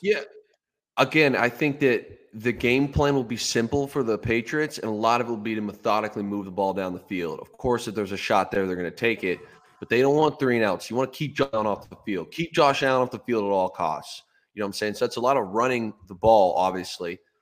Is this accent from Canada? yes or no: yes; Ontario, Canada; growing up in Ontario